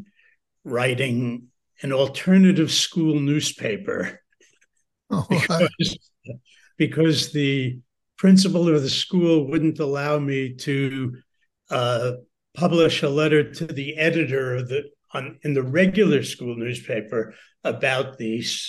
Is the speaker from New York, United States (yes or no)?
yes; New Rochelle, New York, United States; I grew up in New Rochelle, New York, which is a small suburb outside of New York City